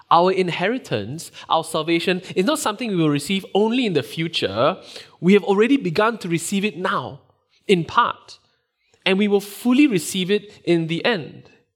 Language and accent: English; Singapore; moved away; Growing up in Singapore, which is where I grew up